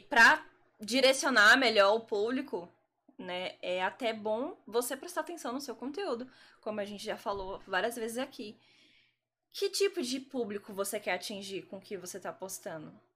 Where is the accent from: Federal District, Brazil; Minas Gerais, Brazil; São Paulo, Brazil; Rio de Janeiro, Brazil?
Federal District, Brazil; Brasília; moved away as an adult; now in Salvador, Brazil; eu não sou da Bahia, eu sou de Brasília.